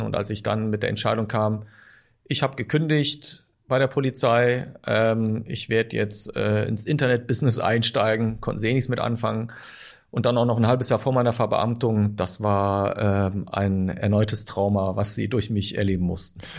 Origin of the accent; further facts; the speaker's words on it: Düren, North Rhine-Westphalia, Germany; bis zum Satellitenviertel, wo ich aufgewachsen bin.